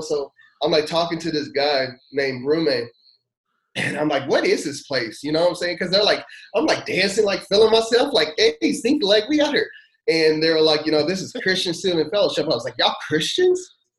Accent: Louisville, Kentucky, United States; moved away as an adult; now in Danville, United States; I was born in Louisville, Kentucky

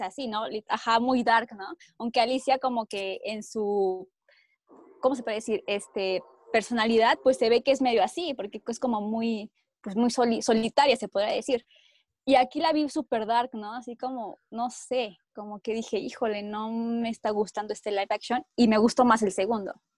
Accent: Mexico; also born or lived in Mexico City; Vivo en la Ciudad de México

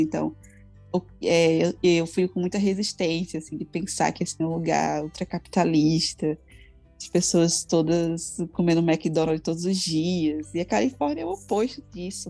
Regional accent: Brazil; moved away as an adult; now in France; eu sou brasileira

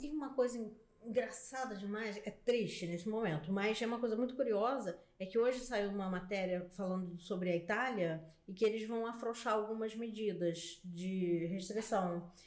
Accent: Brazil; a gente é brasileiro

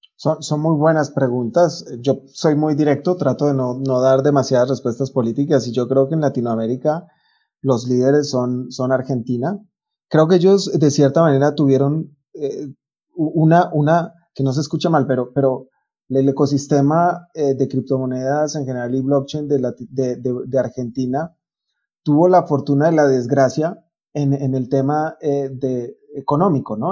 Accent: Colombia; en Colombia estamos

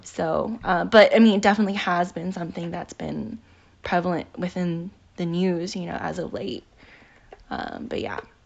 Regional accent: United States; we, as Asian American people

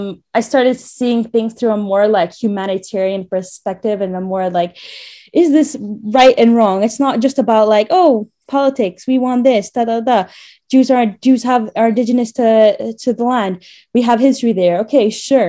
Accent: Montreal, Quebec, Canada; moved away as an adult; now in Jerusalem, Israel; I was born in Canada

